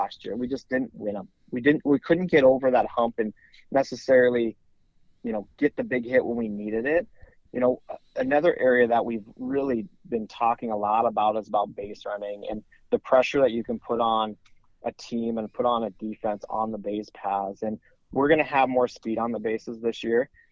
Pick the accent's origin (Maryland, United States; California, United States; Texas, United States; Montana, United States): Montana, United States; now in East Grand Forks, United States; I grew up in Montana, and in Montana, we still don't have high school baseball.